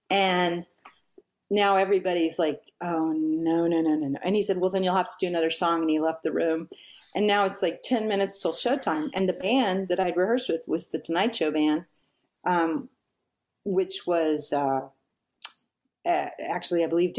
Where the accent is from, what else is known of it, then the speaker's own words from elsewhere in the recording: Texas, United States; And I'm like, just because I'm from Texas doesn't mean I want big hair.